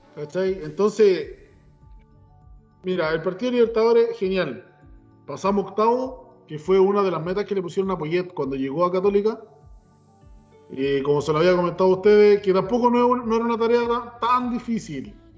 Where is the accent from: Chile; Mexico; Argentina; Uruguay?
Chile